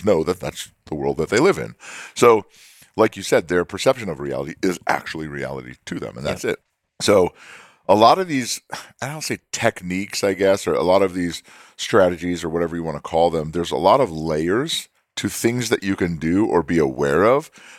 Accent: California, United States; yeah, they probably can talk like that in New York City, but I'm in Alabama. They don't do that. Like, I'm from California.

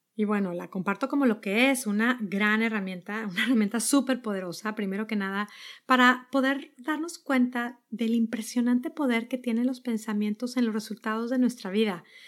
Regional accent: Monterrey, Nuevo León, Mexico; moved away as an adult; also born or lived in Netherlands / New York; now in Boston, United States; Yo soy de Monterrey, vivíamos ahí

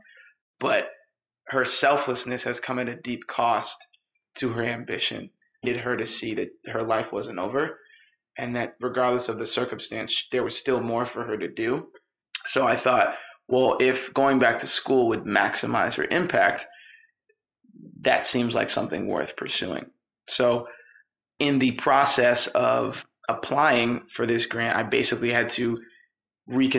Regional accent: New Hampshire, United States; I'm from New Hampshire.

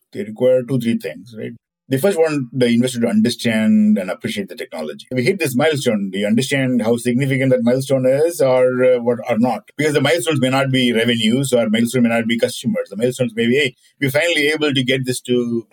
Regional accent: India; moved away; When I was growing up in India

